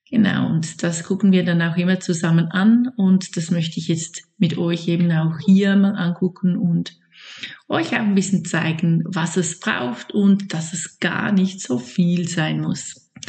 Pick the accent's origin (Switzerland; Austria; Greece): Switzerland; now in Lake Zurich, Switzerland; ich komme aus der Schweiz und ich lebe in meiner Familie am Zürichsee